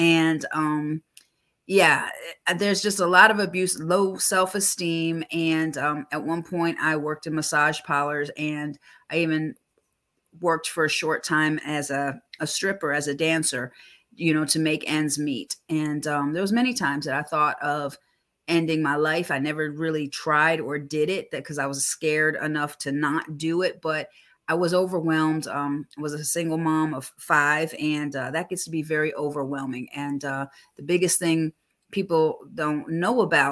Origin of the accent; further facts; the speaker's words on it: Buffalo, New York, United States; also born or lived in Poconos, Pennsylvania / Metro Atlanta, Georgia; now in Atlanta, United States; I was brought up in Buffalo, New York, and the Poconos before I moved here to Georgia